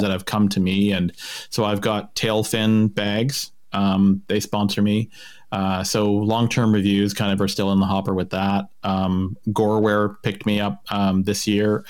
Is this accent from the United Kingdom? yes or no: no; Kamloops, British Columbia, Canada; also born or lived in St. Albert, Alberta; I grew up in Kamloops